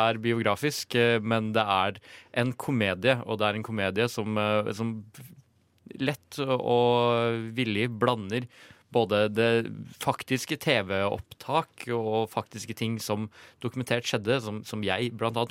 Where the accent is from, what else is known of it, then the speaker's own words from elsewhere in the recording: Ringebu, Innlandet, Norway; jeg er jo fra Ringebu i Gudbrandsdalen